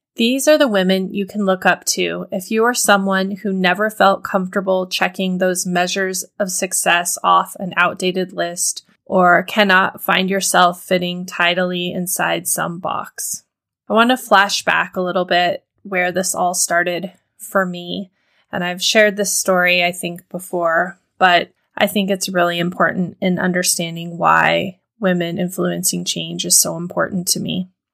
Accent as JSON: {"language": "English", "region": "Montana", "country": "United States", "tie": "born or raised there", "said": "the little town that I grew up in Montana"}